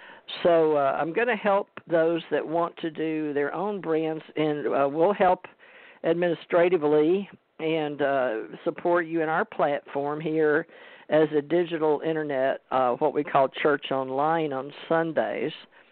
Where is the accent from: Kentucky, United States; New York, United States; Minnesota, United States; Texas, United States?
Texas, United States; Houston; also born or lived in Monroe, Louisiana; I was born in Louisiana, Monroe, Louisiana, raised in Houston, Texas, went to high school, James Madison High School